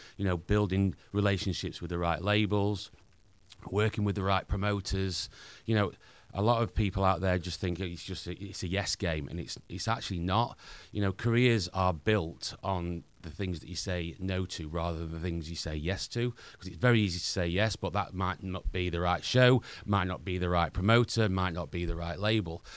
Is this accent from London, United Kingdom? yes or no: no; Doncaster, Yorkshire and the Humber, United Kingdom; accent: Northern; I played a lot in my hometown, Doncaster